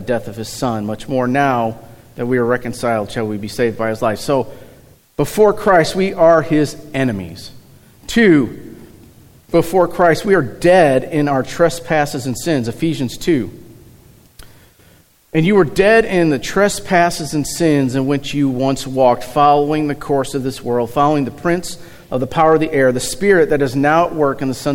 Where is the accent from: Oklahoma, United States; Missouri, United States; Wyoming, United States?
Missouri, United States; Eureka; also born or lived in St. Louis, Missouri; I was born in St. Louis. We moved to Eureka when I was probably 3-4-ish years old